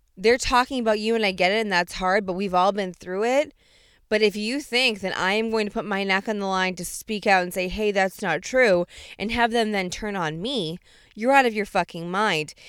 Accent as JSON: {"language": "English", "country": "United States", "said": "as an American"}